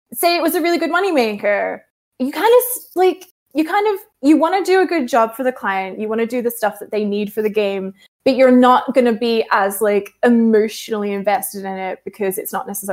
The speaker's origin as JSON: {"language": "English", "country": "Australia", "said": "I'm Australian"}